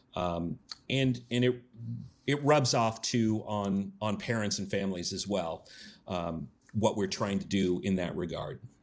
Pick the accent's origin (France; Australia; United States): United States; Yakima, Washington; born and raised in Yakima